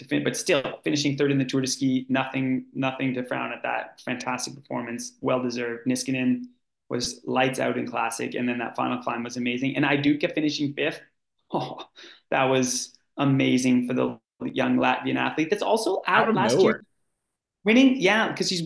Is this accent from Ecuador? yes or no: no; Canada; now in Oslo, Norway; I'm Canadian